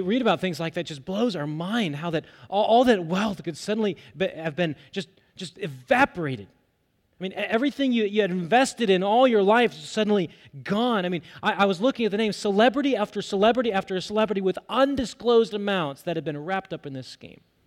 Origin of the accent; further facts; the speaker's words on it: United States; as American believers